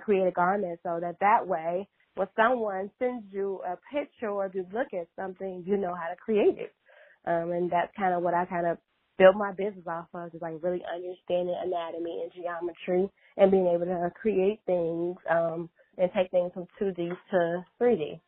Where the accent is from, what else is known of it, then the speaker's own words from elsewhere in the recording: Chicago, Illinois, United States; moved away as an adult; now in New York, United States; I'm originally from Chicago